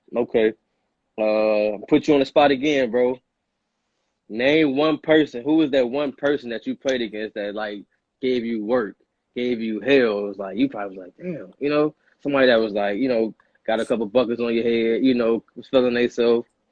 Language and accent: English; Oak Park, Illinois, United States; also born or lived in Aurora, Illinois; I grew up in Oak Park. I'm from Aurora, but I moved to Oak Park, went to Oak Park.